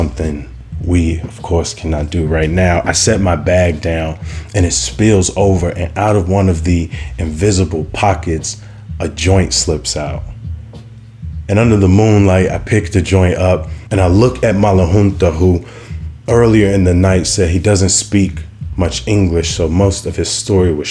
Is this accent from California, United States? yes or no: no; Chicago, Illinois, United States; I was from Chicago